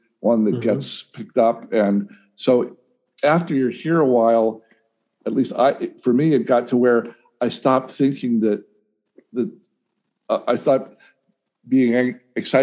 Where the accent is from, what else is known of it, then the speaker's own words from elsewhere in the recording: Northfield, Minnesota, United States; I grew up in Northfield, Minnesota